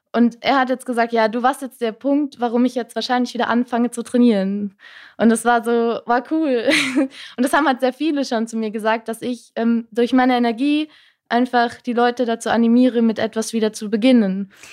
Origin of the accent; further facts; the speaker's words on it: Rhine-Main area, Germany; ich komme eigentlich äh, raus aus dem Rhein-Main-Gebiet